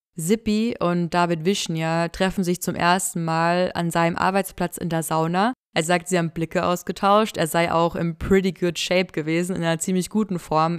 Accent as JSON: {"language": "German", "area": "near Mühldorf", "region": "Bavaria", "country": "Germany", "tie": "born or raised there", "said": "Ich bin da in der Nähe zur Schule gegangen, habe gegen Mühldorf Fußball gespielt"}